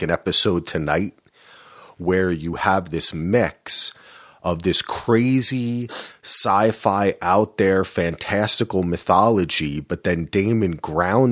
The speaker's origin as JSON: {"language": "English", "region": "New Jersey", "country": "United States", "said": "I'm from Jersey"}